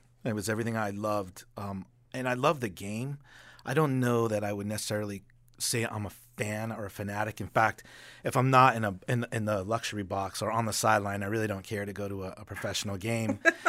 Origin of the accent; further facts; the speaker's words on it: Boston, Massachusetts, United States; I got to watch Doug Flutie growing up in Boston.